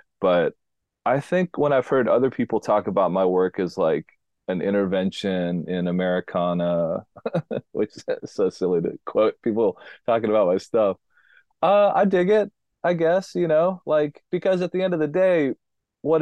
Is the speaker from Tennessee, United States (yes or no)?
yes; Nashville, Tennessee, United States; accent: twang; moved away as an adult; also born or lived in Wyoming / Rhode Island; I'm from Nashville, Tennessee. My dad worked for Warner Brothers Records. I grew up literally hanging out with country music stars